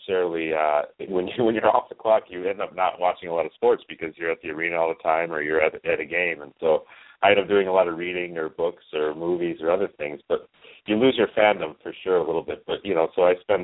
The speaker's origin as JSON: {"language": "English", "town": "Detroit", "region": "Michigan", "country": "United States", "tie": "born or raised there", "also_born_or_lived": "Atlanta", "said": "I grew up in Detroit, in the Detroit area, so, I mean, naturally, in this area, you're exposed to a lot of hockey."}